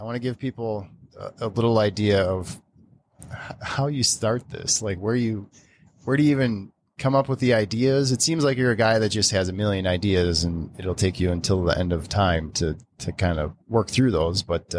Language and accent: English; Wisconsin, United States; and I'm from Wisconsin.